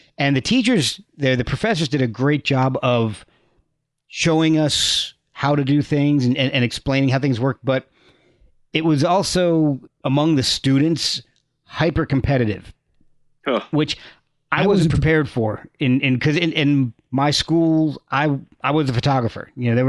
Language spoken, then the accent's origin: English; New Jersey, United States; moved away as an adult; also born or lived in Texas / Virginia; I was born in Texas, moved to New Jersey, Virginia, back to New Jersey. And then I was in New Jersey from about fourth grade until I left for college.